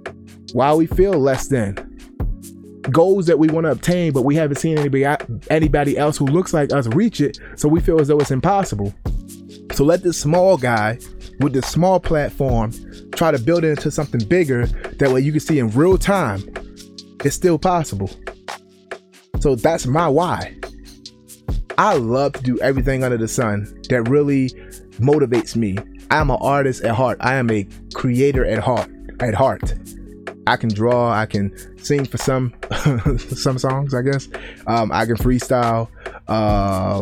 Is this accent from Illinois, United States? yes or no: no; Baltimore, Maryland, United States; moved away; growing up in Baltimore